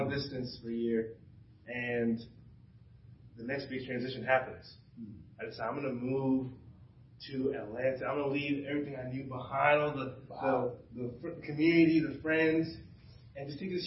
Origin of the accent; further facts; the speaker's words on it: Lagos, Nigeria; now in United States; I was born in Lagos, Nigeria.